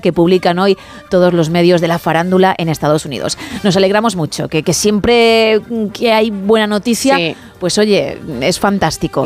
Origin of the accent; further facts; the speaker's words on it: Spain; soy española